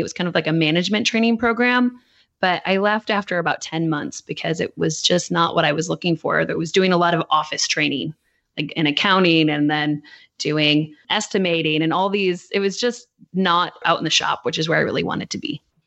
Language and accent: English; Michigan, United States; now in Nashville, United States; we grew up in Michigan